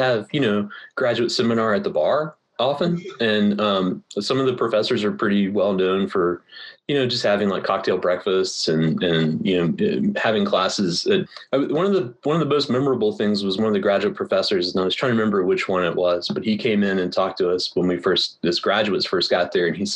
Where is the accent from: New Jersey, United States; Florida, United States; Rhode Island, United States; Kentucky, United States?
Florida, United States; Pensacola; moved away; also born or lived in Los Angeles; I grew up in Pensacola, Florida, which is a Navy town. My dad was a drill instructor, and so I kind of grew up on the base